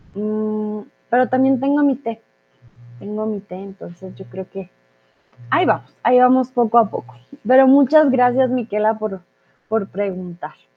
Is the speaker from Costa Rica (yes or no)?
no; Colombia; soy de Colombia